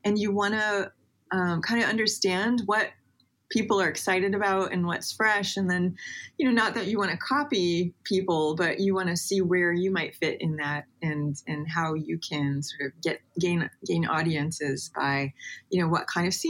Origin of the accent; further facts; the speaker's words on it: Indiana, United States; I grew up in Indiana, in a little Amish Mennonite area